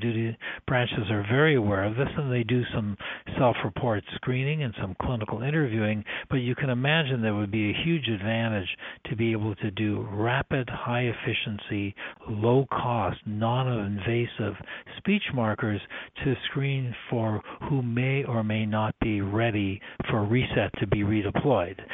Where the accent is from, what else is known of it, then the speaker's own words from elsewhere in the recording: Canada; moved away as an adult; also born or lived in Toronto / San Francisco; I'm originally Canadian